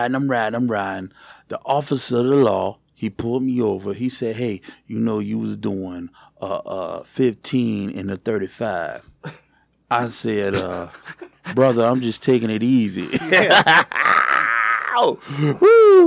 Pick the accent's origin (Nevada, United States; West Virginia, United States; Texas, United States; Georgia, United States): Georgia, United States; now in Michigan, United States; Because I'm from Georgia, I'm up in Michigan, and Michigan's heat is a little dangerous, baby.